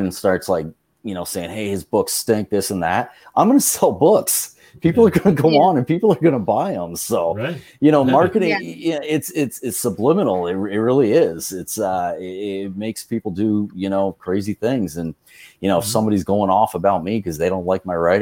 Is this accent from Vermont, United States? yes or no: yes; Vermont, United States; moved away as an adult; growing up in Vermont, I had a good friend that lived in Williston, Vermont